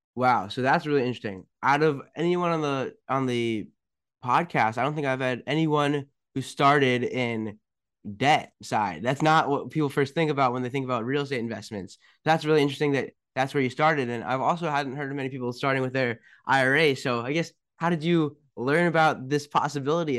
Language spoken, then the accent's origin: English; Potomac, Maryland, United States; I'm from Potomac. I'm from down the street